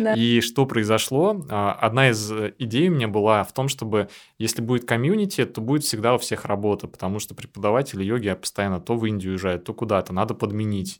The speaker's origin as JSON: {"language": "Russian", "region": "Saint Petersburg", "country": "Russia", "tie": "born or raised there", "said": "я никогда так долго из Питера не уезжал. Я тоже родился в Питере"}